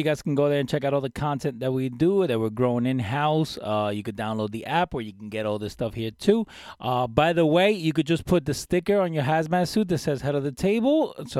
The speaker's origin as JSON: {"language": "English", "region": "New York", "country": "United States", "said": "we're from New York, too"}